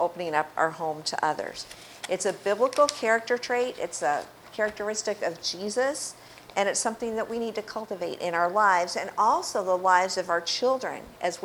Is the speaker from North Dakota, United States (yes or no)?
no; Cape Cod, Massachusetts, United States; moved away as an adult; also born or lived in Florida; growing up on Cape Cod